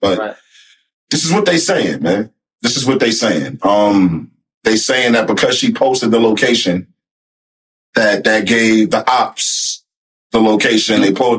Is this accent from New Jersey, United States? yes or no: yes; Newark, New Jersey, United States; I'm from Newark